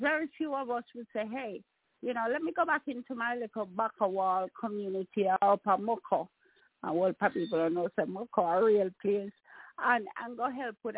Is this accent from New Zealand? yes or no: no; Jamaica; now in United States; We as Jamaican, I mean, a lot of us, we come here and we survive because we had a rough time in Jamaica